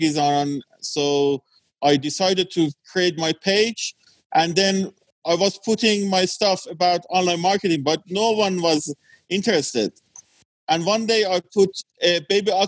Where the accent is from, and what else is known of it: Iran; born or raised there; also born or lived in England